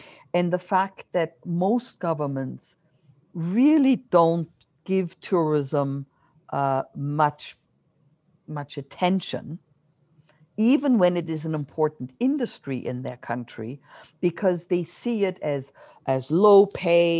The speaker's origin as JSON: {"language": "English", "country": "Germany", "tie": "born or raised there", "moved": "yes", "lives_now": "Canada", "said": "I grew up my childhood in Germany"}